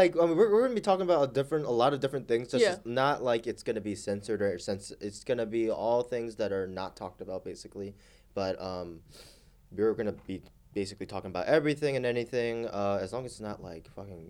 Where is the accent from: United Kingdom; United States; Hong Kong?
United States; Philadelphia, Pennsylvania; I was born in Northeast Philly.